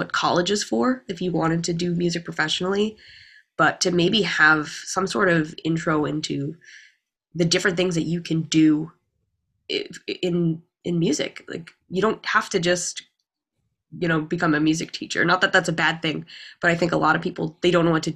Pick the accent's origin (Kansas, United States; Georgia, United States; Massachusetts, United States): Massachusetts, United States; Lowell; I'm from Lowell